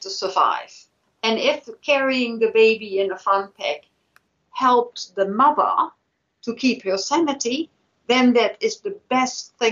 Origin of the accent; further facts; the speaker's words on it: Netherlands; now in New Zealand; I know what happens in my home country, the Netherlands.